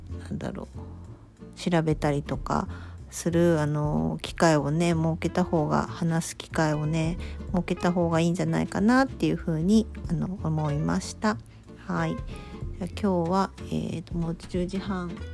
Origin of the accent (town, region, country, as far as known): Kyushu, Japan